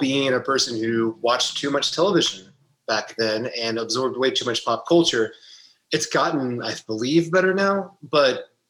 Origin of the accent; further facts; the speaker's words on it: Savannah, Georgia, United States; Oh, well, I'm from Savannah, Georgia. But that's not, I never had the accent, actually.